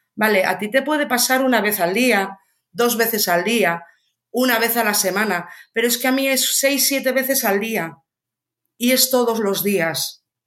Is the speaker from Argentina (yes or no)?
no; Ourense, Galicia, Spain; yo soy de Orense